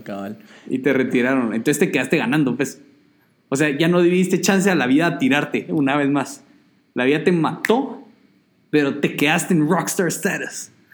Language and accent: Spanish; Guatemala; soy Chapín y ahí usamos el sistema métrico